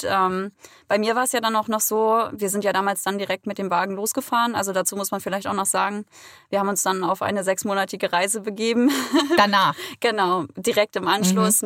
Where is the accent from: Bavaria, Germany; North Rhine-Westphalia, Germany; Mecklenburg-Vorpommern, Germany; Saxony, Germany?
Mecklenburg-Vorpommern, Germany; now in Hamburg, Germany; komme ursprünglich aus dem schönen Mecklenburg-Vorpommern